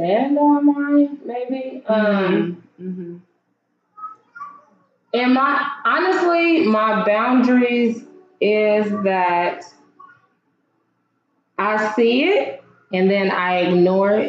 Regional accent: Oakland, California, United States; I came from East Oakland

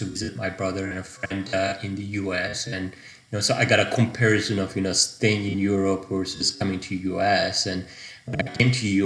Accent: Izmir, Turkey; moved away as an adult; now in United States; I was born and raised in Turkey

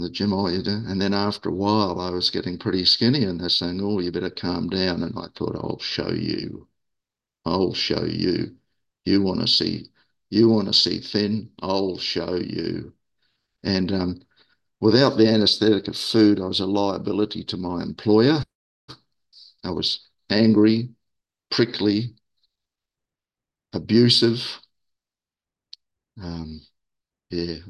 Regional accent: Auckland, New Zealand; moved away as an adult; also born or lived in Sydney, Australia; now in Australia; I moved from my where I was born in Auckland, New Zealand, to Australia in 1980, Sydney.

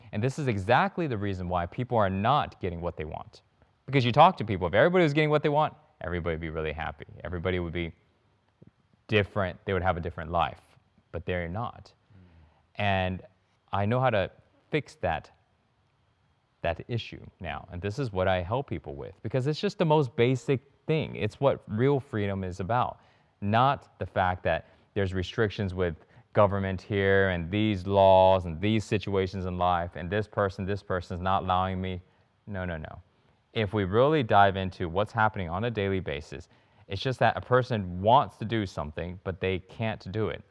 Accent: Houston, Texas, United States; moved away as an adult; now in Bali, Indonesia; I grew up in Houston, and I had a lot of struggles

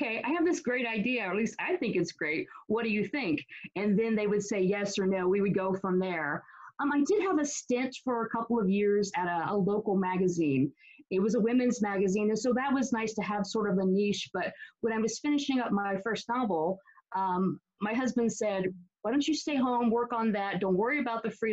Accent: West Virginia, United States; also born or lived in New Jersey; I grew up in West Virginia. I was born in New Jersey, but my parents were from West Virginia

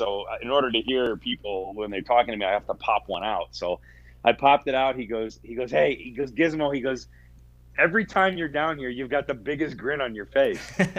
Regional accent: Plymouth, Michigan, United States; moved away; I grew up in Plymouth, Michigan, so just outside of Detroit, kind of right between Detroit and Ann Arbor.

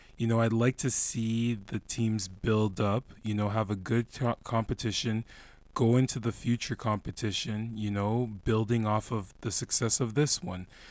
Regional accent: Canada; my roots are Ghanaian, but I grew up in Canada

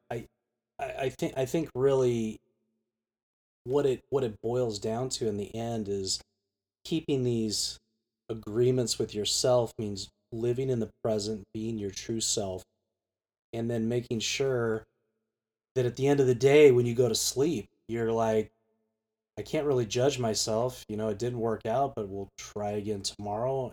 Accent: United States; also born or lived in Geneva; as an American

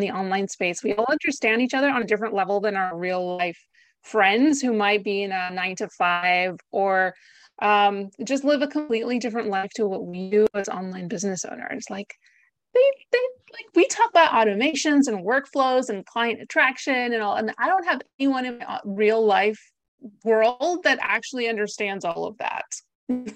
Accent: United States; moved away as an adult; also born or lived in Greece; now in Essex, United Kingdom; I am not British, as you can probably tell from my accent. I am Greek American, and I moved to the U K about six years ago.

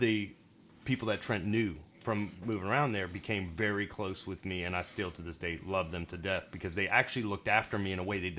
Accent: the South, United States; accent: Southern; Because it was strong Southern in that point to them. They're like, you're definitely not from here.

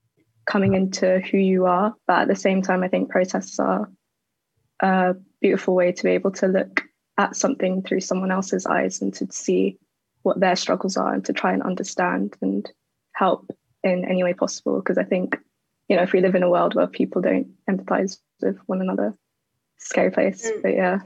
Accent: Kent, South East England, United Kingdom; moved away as an adult; now in London, United Kingdom; growing up in Kent in a white, majority white area

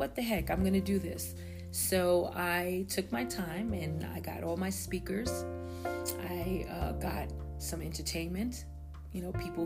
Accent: Long Island, New York, United States; also born or lived in Virginia; I am located in Long Island, New York, and I have been living here for mostly all my life. I did live out of state before in Virginia, but I ended up coming back to my hometown.

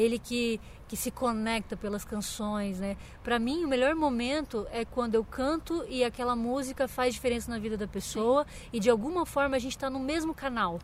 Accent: Santa Catarina, Brazil; now in São Paulo, Brazil; eu sou de Santa Catarina

